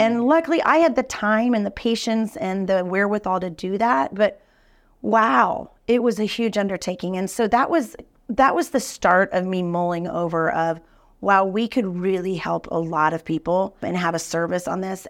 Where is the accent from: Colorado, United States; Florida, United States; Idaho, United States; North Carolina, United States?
Colorado, United States; Denver; now in Kansas City, United States; grew up in Denver